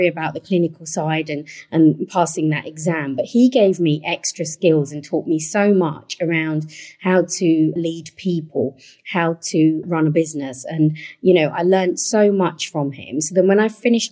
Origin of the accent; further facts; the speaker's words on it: London, United Kingdom; one of the boroughs I look after is Waltham Forest, where I was born and raised